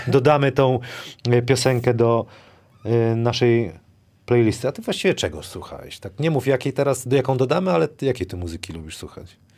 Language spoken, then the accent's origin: Polish; Wrocław, Lower Silesian Voivodeship, Poland; jestem z Wrocławia, to wrocławska